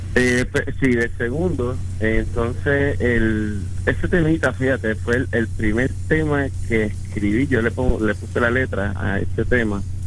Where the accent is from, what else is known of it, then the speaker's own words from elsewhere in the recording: Puerto Rico; now in Orlando, United States; en la banda somos tres puertorriqueños, el bajista, mi primo que es el cantante y, él es espada, y yo